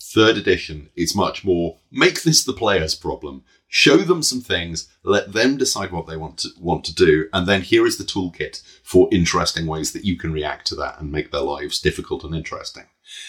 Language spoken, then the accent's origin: English; United Kingdom; I'm British.